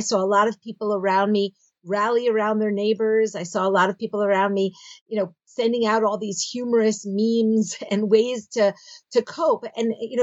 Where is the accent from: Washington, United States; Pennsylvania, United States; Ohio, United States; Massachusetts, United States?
Pennsylvania, United States; Philadelphia; moved away as an adult; now in Israel; I grew up in Philadelphia